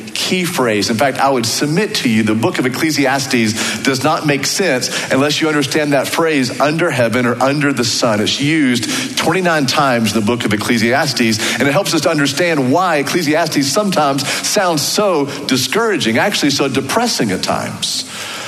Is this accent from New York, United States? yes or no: no; Waco, Texas, United States; accent: Waco; my Waco accent